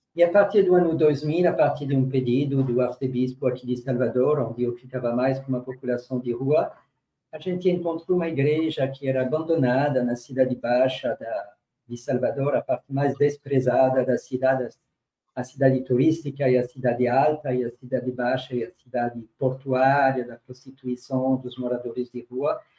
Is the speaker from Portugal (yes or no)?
no; France; moved away as an adult; also born or lived in Burkina Faso; now in Brazil; Eu nasci na, na França, uma infância bastante privilegiada no meio rural